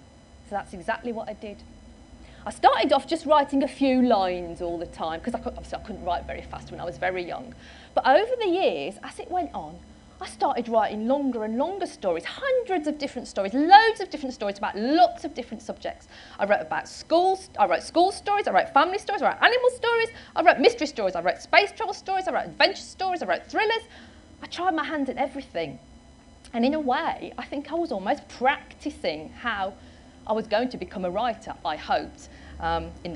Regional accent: Wolverhampton, West Midlands, United Kingdom; I was born in Wolverhampton in the West Midlands.

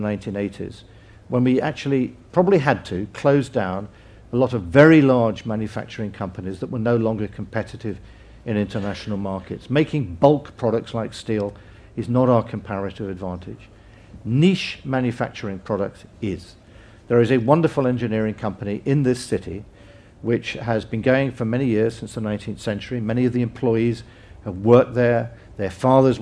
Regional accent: England, United Kingdom; as an Englishman

